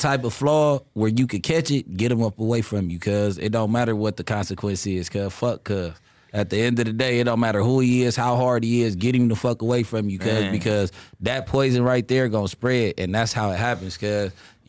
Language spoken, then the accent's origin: English; Los Angeles, California, United States; I grew up in the West Boulevards, West LA, all that.